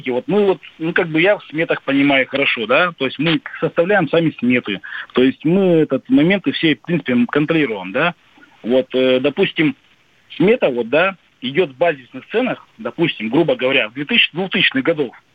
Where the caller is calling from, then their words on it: Vologda, Vologda Oblast, Russia; Да, мы из Волги. Вологда.